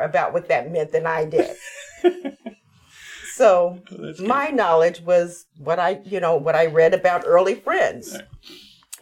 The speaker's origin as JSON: {"language": "English", "town": "Dayton", "region": "Ohio", "country": "United States", "tie": "born or raised there", "also_born_or_lived": "Kenya", "moved": "as an adult", "lives_now": "Ithaca, United States", "said": "I'm from Dayton, Ohio."}